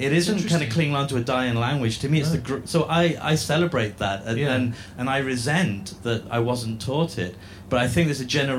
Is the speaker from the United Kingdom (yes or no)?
yes; Newport, Wales, United Kingdom; moved away; I grew up in South East Wales, where Welsh was not taught and not spoken.